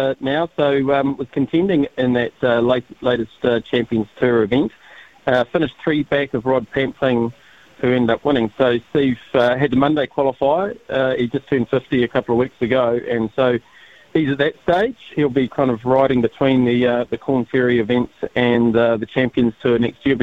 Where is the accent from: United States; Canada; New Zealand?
New Zealand; I'm a New Zealander of Māori descent